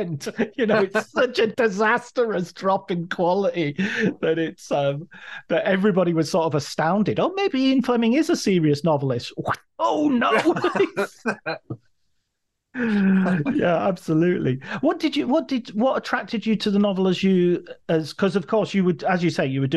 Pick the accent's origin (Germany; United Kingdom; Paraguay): United Kingdom; Cumbria, North West England; growing up in Cumbria